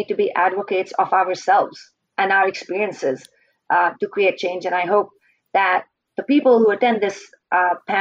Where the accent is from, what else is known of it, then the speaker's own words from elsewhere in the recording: Indian Himalayas, India; moved away as an adult; now in British Columbia, Canada; I grew up in India, in the Indian Himalayas